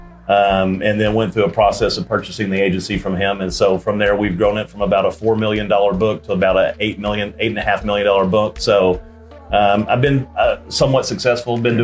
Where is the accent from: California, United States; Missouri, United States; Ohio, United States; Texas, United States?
Texas, United States; Arlington; I was born and raised in Arlington, went to Dunn Elementary, Bailey Junior High, and Arlington High School